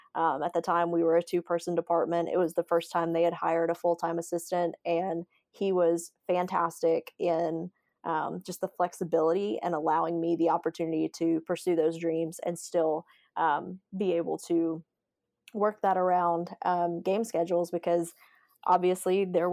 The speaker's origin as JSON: {"language": "English", "region": "Alabama", "country": "United States", "said": "So I'm originally from Alabama."}